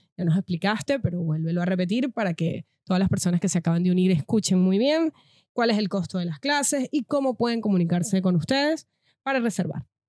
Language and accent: Spanish; Venezuela; moved away